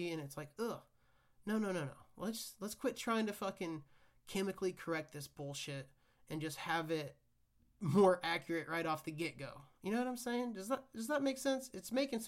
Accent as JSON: {"language": "English", "region": "Kansas", "country": "United States", "tie": "born or raised there", "said": "where I grew up in Kansas"}